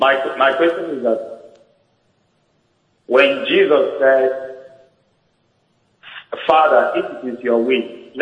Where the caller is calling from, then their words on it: Canada; calling from Canada.